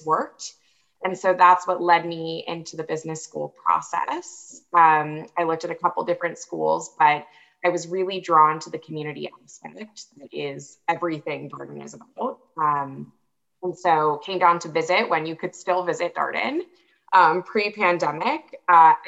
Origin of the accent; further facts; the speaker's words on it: Tampa, Florida, United States; moved away as an adult; also born or lived in North Carolina / Washington, D.C.; now in Charlottesville, United States; I'm originally from Tampa, Florida, and have slowly made my way up north since then